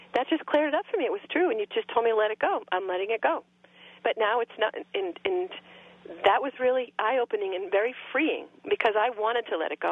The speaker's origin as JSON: {"language": "English", "region": "Massachusetts", "country": "United States", "said": "I'm from Massachusetts."}